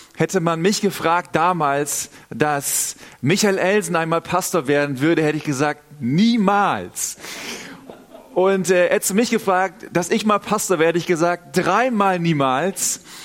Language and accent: German; Northern Germany, Germany; now in Southern Germany, Germany; Also ich bin selber aus Norddeutschland, wohne in Süddeutschland